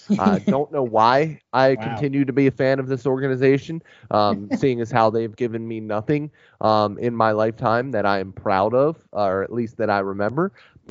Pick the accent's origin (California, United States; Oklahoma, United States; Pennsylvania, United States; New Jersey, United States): Pennsylvania, United States; So I grew up in Pennsylvania, obviously.